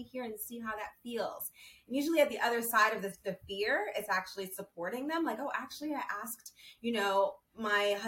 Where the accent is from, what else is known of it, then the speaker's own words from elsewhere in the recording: New York City, New York, United States; moved away as an adult; now in Los Angeles, United States; I'm from New York City, and I moved to LA probably a year and a half ago